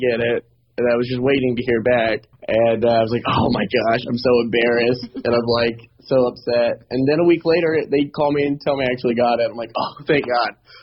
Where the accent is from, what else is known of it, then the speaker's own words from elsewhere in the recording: Augusta, Georgia, United States; also born or lived in Atlanta, Georgia; I'm from Augusta, Georgia, originally